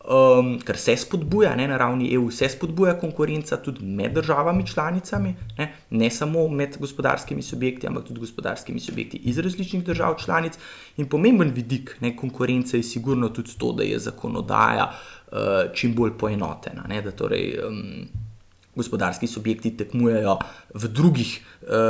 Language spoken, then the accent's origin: Slovenian; Ljubljana, Slovenia; jaz sem kar iz Ljubljana, iz centra